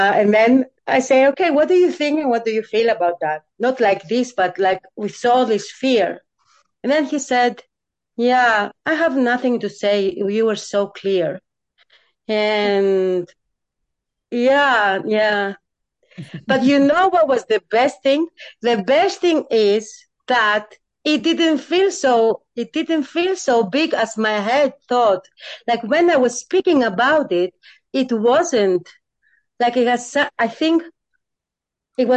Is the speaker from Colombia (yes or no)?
no; Greece; I'm coming from Greece. Super patriarchal country.